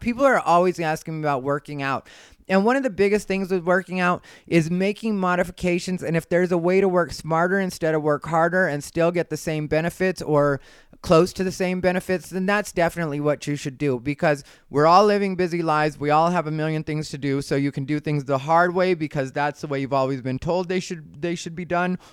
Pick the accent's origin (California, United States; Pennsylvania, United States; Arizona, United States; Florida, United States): Arizona, United States; I'm from Arizona